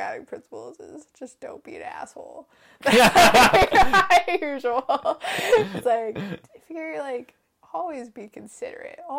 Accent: Vancouver Island, British Columbia, Canada; I'm from Vancouver Island

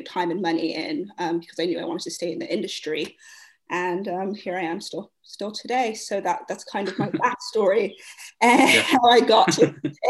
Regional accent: United States; moved away as an adult; now in London, United Kingdom; But anyways, the plane, I'm from the States going to London.

